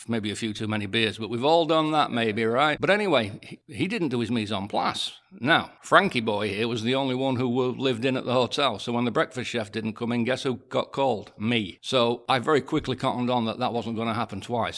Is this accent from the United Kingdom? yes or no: yes; England, United Kingdom; I'm English